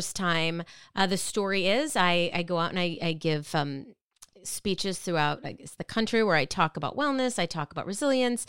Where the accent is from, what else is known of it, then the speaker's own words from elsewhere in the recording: Minnetonka, Minnesota, United States; moved away as an adult; now in East Coast, United States; I grew up in the Midwest. I grew up in Minnetonka, Minnesota, a suburb of Minneapolis